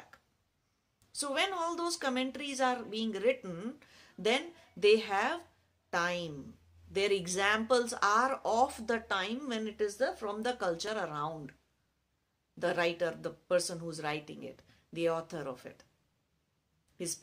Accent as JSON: {"language": "English", "country": "India", "said": "it's perfectly valid in our culture to teach kids how to fast since childhood."}